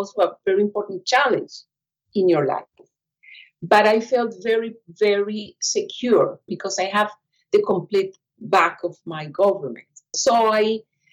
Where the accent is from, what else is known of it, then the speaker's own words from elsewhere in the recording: Costa Rica; I am a diplomat from Costa Rica